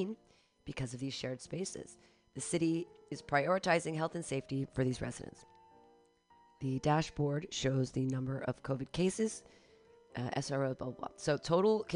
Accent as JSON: {"language": "English", "town": "Danville", "region": "California", "country": "United States", "tie": "born or raised there", "moved": "yes", "said": "This is my hometown"}